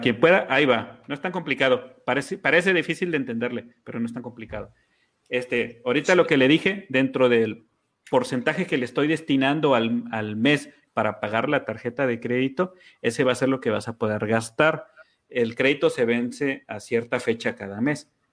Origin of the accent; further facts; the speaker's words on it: Mexico; soy mexicano